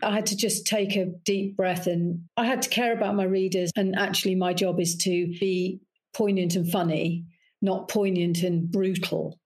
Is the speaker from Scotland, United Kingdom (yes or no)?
no; Leicester, East Midlands, United Kingdom; moved away as an adult; I come from the Midlands